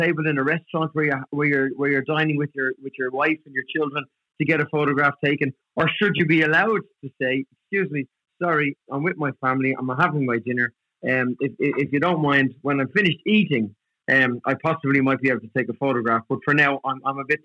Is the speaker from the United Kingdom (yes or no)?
no; Dublin, Leinster, Ireland; where we grew up and life in Dublin back in the 80s, it was tough